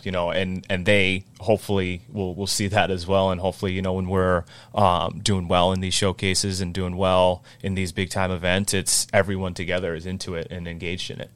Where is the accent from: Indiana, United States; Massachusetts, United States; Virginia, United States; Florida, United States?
Massachusetts, United States; North Attleboro; growing up in North Attleboro